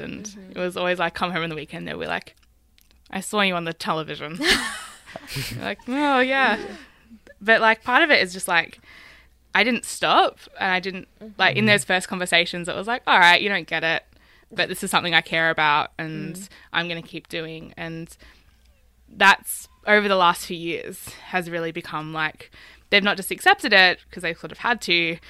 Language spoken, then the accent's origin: English; Latrobe Valley, Victoria, Australia; but I'm from the Latrobe Valley, which is a coal mining town where obviously the health effects and environmental effects of coal mining is devastating.